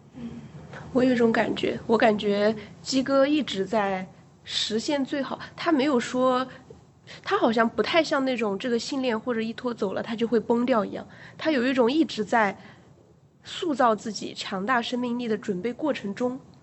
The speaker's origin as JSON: {"language": "Chinese", "region": "Hubei", "country": "China", "said": "我是个湖北人，所以我每， 每餐吃米饭其实我是受得了的"}